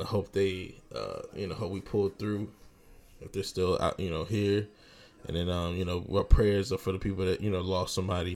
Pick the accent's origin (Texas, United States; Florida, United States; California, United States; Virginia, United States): Virginia, United States; moved away; I'm from Virginia, of course, VA 757, baby.